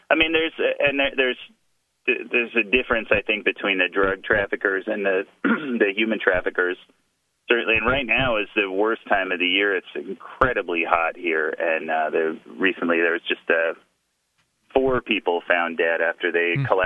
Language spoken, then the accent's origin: English; Japan; born there; I was not born in the United States. I was born in Japan. I was born an American citizen